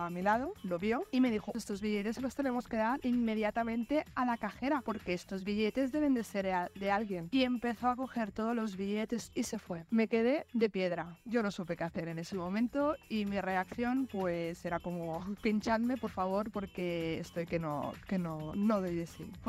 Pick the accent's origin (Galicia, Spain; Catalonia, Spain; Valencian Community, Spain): Catalonia, Spain; Barcelona; de Barcelona.